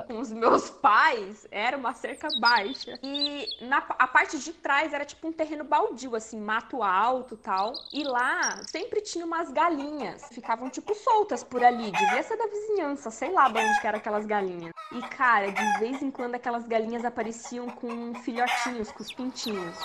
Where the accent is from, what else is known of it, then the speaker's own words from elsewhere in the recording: Manaus, Amazonas, Brazil; moved away; also born or lived in Santa Catarina; eu nasci em Santa Catarina, mas eu fui criada em Manaus.